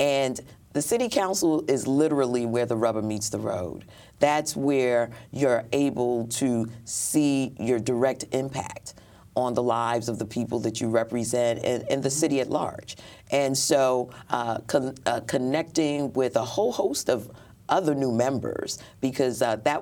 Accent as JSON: {"language": "English", "town": "New York City", "region": "New York", "country": "United States", "tie": "born or raised there", "said": "Born in Brooklyn Jewish Hospital. Mm-hmm. Attended all of my formative educational years in Brooklyn"}